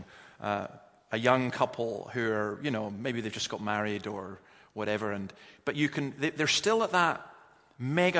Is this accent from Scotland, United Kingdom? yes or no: yes; Scotland, United Kingdom; As a Scotsman